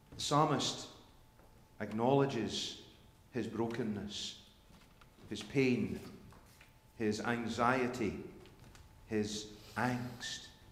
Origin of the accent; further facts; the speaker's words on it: Scotland, United Kingdom; when I was growing up in Sunday school and in, in, in, in, church in Scotland